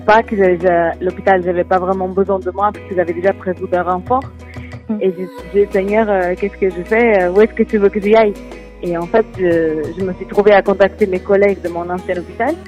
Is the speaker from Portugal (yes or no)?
yes; Portugal; French is a second language; moved away as an adult; now in France; Je suis portugaise et j'habite habité au Portugal jusqu'à mes 22 ans et j'ai déménagé euh, en France depuis 8 ans